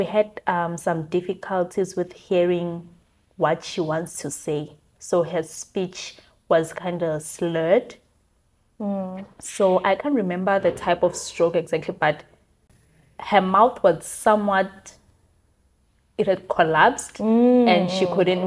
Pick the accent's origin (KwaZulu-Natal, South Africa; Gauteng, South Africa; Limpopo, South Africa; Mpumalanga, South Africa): Limpopo, South Africa; Giyani; moved away; also born or lived in Cape Town, South Africa; So I'm from Limpopo in a town called